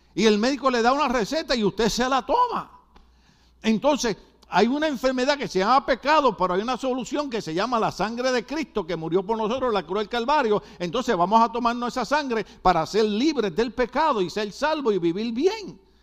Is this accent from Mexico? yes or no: yes; Guadalajara, Jalisco, Mexico; Yo soy de Guadalajara.